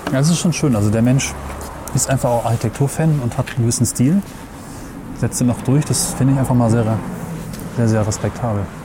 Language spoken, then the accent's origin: German; Weserbergland near Hameln, Lower Saxony, Germany; ich bin aufgewachsen im Weserbergland bei Hameln